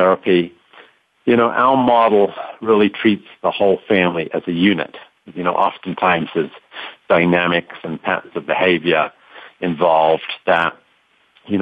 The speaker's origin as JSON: {"language": "English", "region": "London", "country": "United Kingdom", "tie": "born or raised there", "also_born_or_lived": "Colorado", "moved": "as an adult", "lives_now": "United States", "said": "I'm not originally from the United States. Born and raised in London, England, and I came over to study in Colorado"}